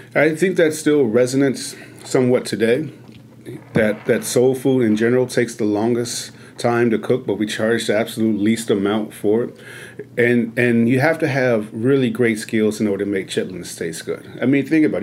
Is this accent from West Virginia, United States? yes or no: no; Chicago, Illinois, United States; moved away; growing up in Chicago, where sugar and cornbread is is is a religion